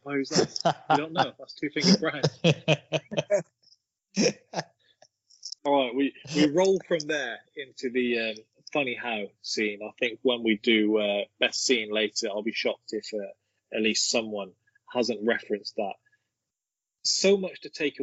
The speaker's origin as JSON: {"language": "English", "town": "Brockworth", "region": "South West England", "country": "United Kingdom", "tie": "born or raised there", "said": "I am from Brockworth."}